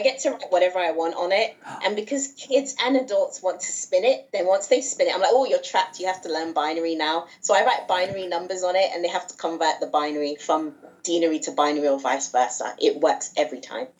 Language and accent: English; England, United Kingdom; also born or lived in Nigeria; my mom's from Nigeria, yes. and my dad's British, but I say I'm I'm I'm from England and Nigeria